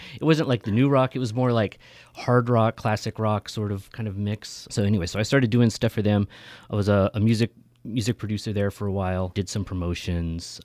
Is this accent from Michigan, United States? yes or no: no; Merced, California, United States; moved away as an adult; now in Sacramento, United States; I grew up in Merced